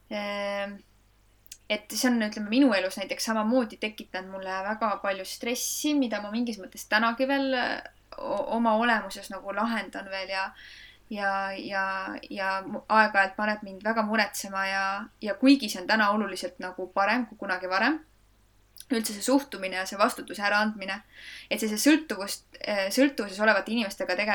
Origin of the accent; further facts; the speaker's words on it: Loksa, Harju County, Estonia; mina äh, tegelikult olen pärit sellisest väikesest linnakesest nagu Loksa, mis asub Harjumaal